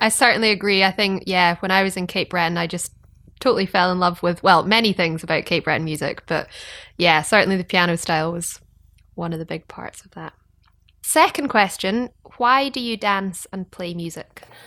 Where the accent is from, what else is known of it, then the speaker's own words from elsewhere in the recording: Scotland, United Kingdom; I'm a Scottish fiddle player